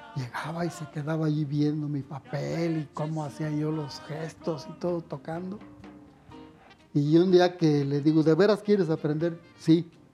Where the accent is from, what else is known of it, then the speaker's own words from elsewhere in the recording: Guanajuato, Mexico; now in Mexico City, Mexico; me voy a mi pueblo